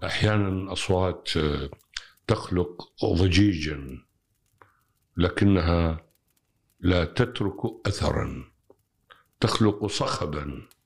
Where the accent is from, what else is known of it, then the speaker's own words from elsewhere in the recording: Iraq; عندنا بالعراق